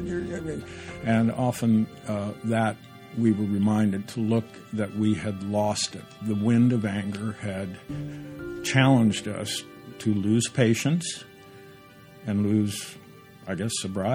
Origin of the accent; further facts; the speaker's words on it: Indiana, United States; moved away as an adult; the land I grew up in, Indiana, the Midland of this country